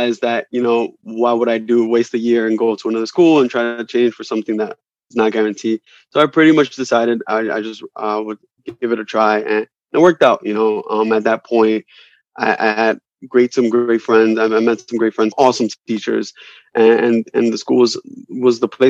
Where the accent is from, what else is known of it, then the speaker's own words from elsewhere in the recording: New York City, New York, United States; I'm from Dykeman. I'm Dominican